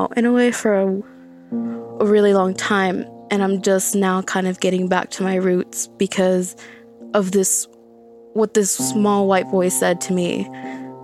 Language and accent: English; Dallas, Texas, United States; I'm from the Dallas area.